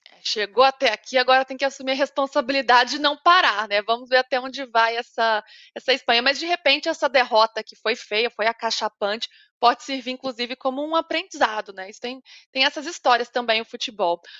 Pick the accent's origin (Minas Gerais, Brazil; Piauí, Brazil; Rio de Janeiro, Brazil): Minas Gerais, Brazil; Eu sou mineira